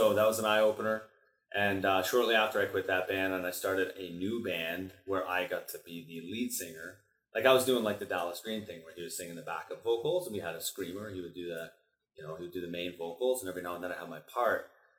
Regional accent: Elliot Lake, Ontario, Canada; I grew up in Elliott Lake, just playing music with my friends.

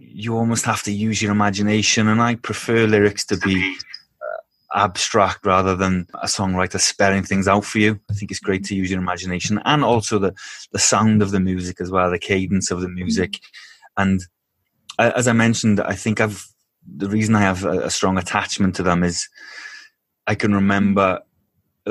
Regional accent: Wales, United Kingdom; moved away as an adult; now in Denmark; I'm from Wales in the UK originally

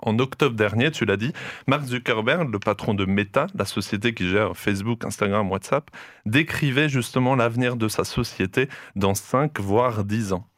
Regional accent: France; ici chez nous en France

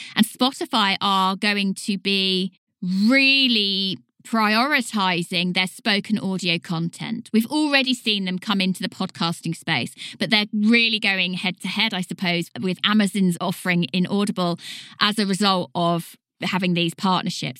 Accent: United Kingdom; accent: British; I'm a British voice

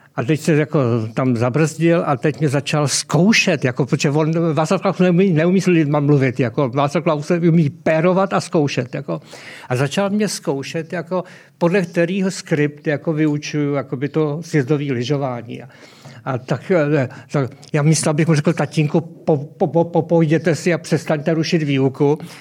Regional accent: South Moravian Region, Czechia; já pocházím z Jižní Moravy

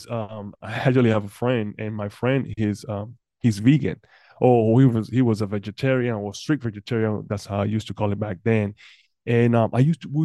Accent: Panama; moved away; I'm originally from Panama.

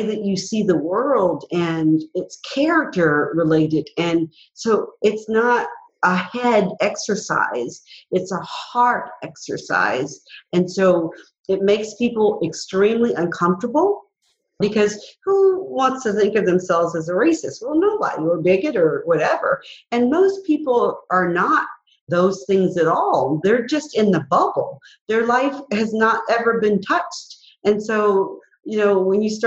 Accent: Mobile, Alabama, United States; growing up in Mobile, Alabama

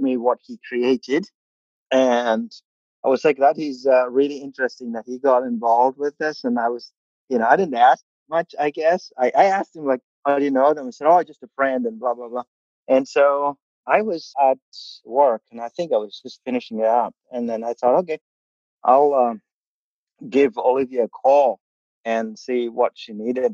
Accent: Kerala, India; first language Malayalam; English is a second language; moved away as an adult; also born or lived in Oklahoma, United States; now in Bartlesville, United States; I come from India. I grew up in India, southern India

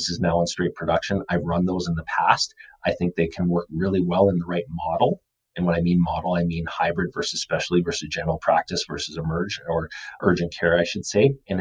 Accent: Calgary, Alberta, Canada; The team that I cheer for is the Calgary Flames. So that is where I grew up and I love.

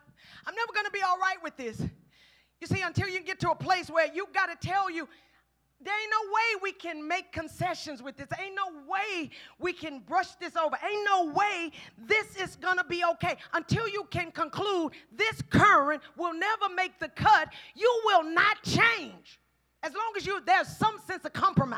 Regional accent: Houston, Texas, United States; I'm from Fifth Ward.

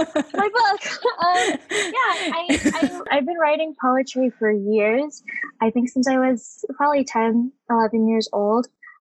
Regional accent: Los Angeles, California, United States; I grew up in Los Angeles, in Eagle Rock specifically, which is really Filipino, but my family wasn't super connected with the community there.

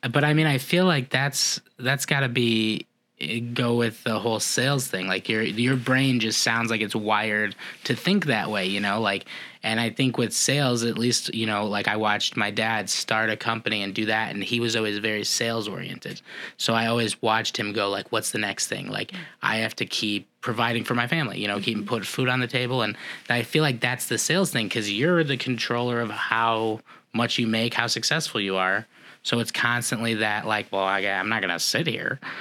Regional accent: Indiana, United States; I grew up in Indiana

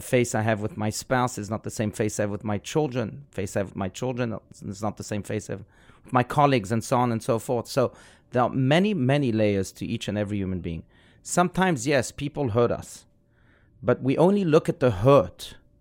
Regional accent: South Africa; I was raised in South Africa.

